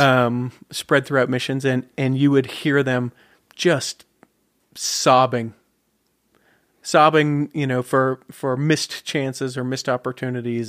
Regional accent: Salt Lake City, Utah, United States; Born and raised Salt Lake City

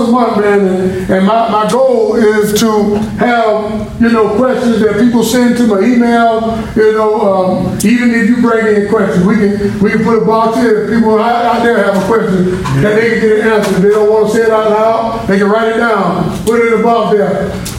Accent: Florida, United States; I'm from Florida

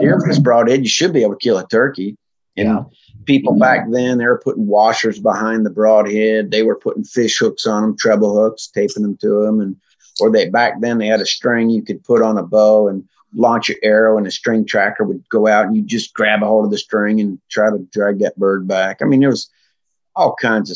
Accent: Vermont, United States; also born or lived in California; I call myself a Vermonter, even though I was born in California, but Vermont is where I really got my outdoor seeds planted

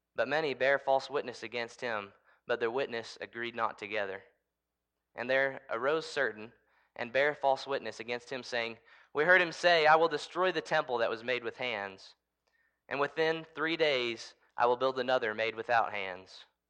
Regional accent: United States; I'm an American

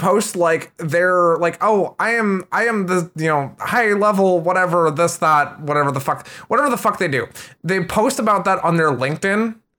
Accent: Schaumburg, Illinois, United States; I'm originally from the Midwestern United States. So if anyone's familiar with Cook County, Chicago area in Illinois, I grew up in Schaumburg and then just kind of moved all over the U.S.

